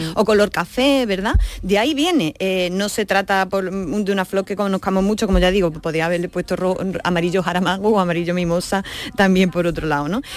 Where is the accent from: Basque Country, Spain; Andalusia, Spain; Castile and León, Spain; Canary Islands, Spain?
Andalusia, Spain